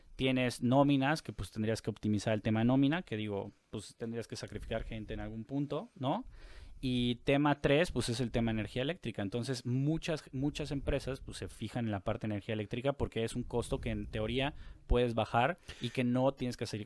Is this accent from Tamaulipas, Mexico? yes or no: no; Mérida, Yucatán, Mexico; now in Monterrey, Mexico; soy de La Blanca, Mérida